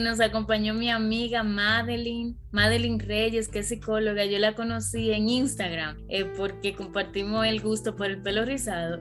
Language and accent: Spanish; Dominican Republic; moved away as an adult; also born or lived in Santo Domingo / England; now in United States; en RD, of course, porque somos de allá